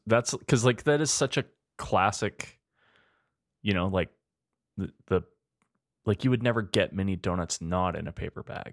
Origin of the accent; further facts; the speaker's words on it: Spruce Grove, Alberta, Canada; also born or lived in Edmonton, Alberta; when I was growing up in Spruce Grove